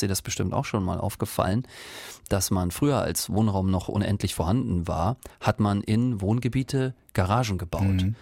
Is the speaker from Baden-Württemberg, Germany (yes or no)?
no; Rostock, Mecklenburg-Vorpommern, Germany; now in Karlsruhe, Germany; Ich komme ja ursprünglich aus Rostock